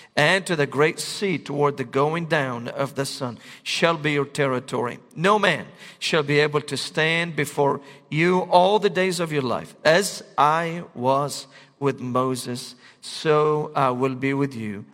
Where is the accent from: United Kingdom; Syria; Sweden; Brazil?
Syria; Damascus, Damascus Governorate; moved away; I was born and raised in Damascus, Syria.